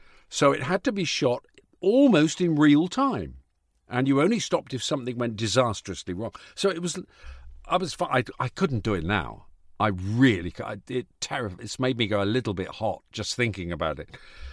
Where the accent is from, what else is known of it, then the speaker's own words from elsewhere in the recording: Yorkshire and the Humber, United Kingdom; I was born in Yorkshire